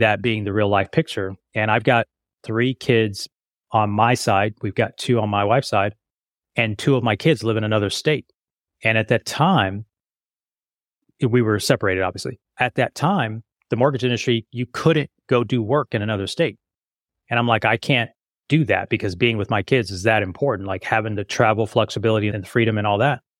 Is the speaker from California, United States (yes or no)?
no; Las Vegas, Nevada, United States; I grew up in Vegas